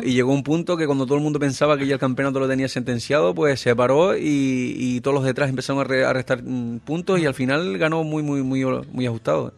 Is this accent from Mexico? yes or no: no; Gran Canaria, Canary Islands, Spain; mi tierra